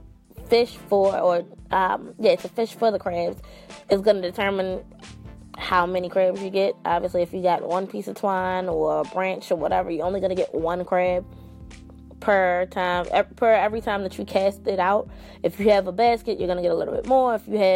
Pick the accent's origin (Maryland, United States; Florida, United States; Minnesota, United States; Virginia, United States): Maryland, United States; my home state.